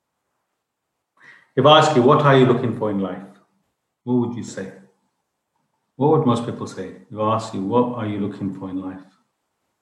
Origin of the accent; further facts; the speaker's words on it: United Kingdom; I was brought up in UK